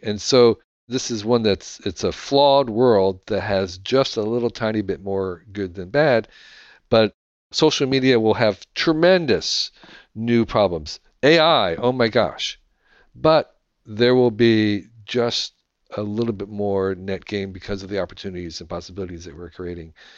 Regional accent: United States

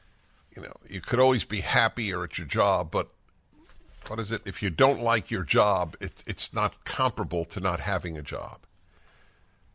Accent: New York, United States; now in Los Angeles, United States; I never think of myself as a New Yorker. I know I grew up there and I can travel the roads without a map

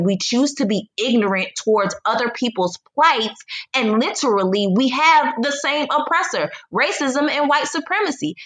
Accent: United States; moved away as an adult; also born or lived in Poland / China / Egypt; now in Mexico; I am a Black American, I still am an American

